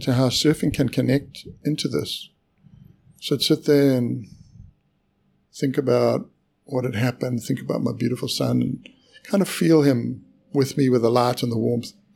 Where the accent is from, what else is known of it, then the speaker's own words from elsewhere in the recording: South Africa; moved away; I was born in South Africa